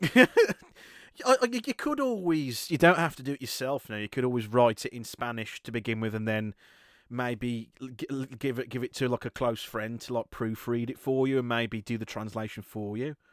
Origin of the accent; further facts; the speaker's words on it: United Kingdom; british people we are easily the worst at learning a second language i'm no exception